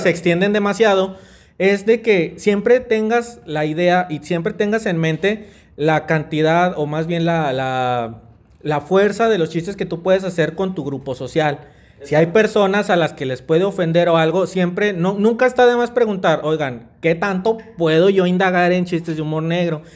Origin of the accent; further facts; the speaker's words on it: Mexico; nosotros como mexicanos